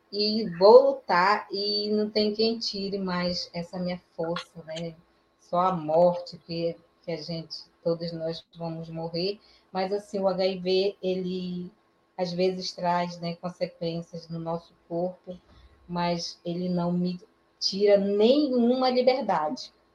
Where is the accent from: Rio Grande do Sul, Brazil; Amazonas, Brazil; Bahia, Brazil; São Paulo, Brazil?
Amazonas, Brazil; Maués; also born or lived in Manaus; eu não nasci em Manaus, né? nasci num município chamado é, Maués